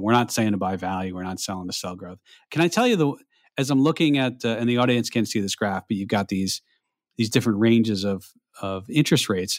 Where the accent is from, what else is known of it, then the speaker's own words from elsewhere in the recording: New York, United States; moved away; as a New Yorker, former New Yorker, you know, North, Northeast New York area